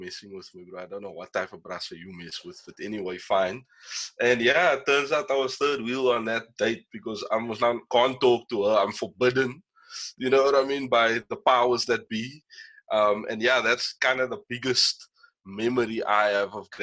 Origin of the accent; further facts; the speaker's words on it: Kraaifontein, Western Cape, South Africa; myself and …, we're both from like the Kraaifontein, Brackenfell area.